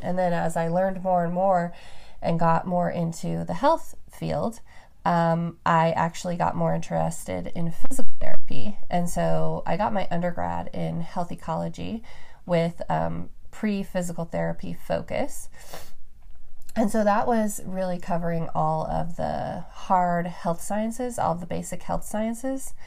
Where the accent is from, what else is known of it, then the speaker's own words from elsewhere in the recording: Reno, Nevada, United States; moved away; also born or lived in Roseville, California; I was actually born in Roseville, California, and then my family is all from the Bay Area. And we moved up to Reno, which is in the high desert, the Sierra Nevada mountains.